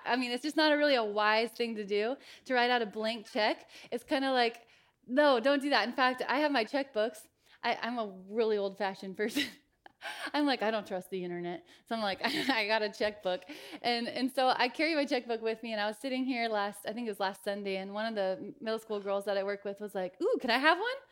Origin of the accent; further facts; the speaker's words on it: Eugene, Oregon, United States; also born or lived in Clancy, Montana; I grew up in Eugene. I was born in Montana in a little town called Clancy. When I was five years old, we moved over here to Eugene.